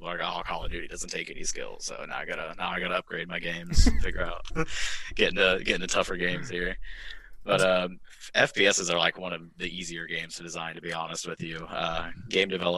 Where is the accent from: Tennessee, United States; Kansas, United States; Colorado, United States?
Kansas, United States; Merriam; I'm from Merriam, Kansas, sort of a really small town area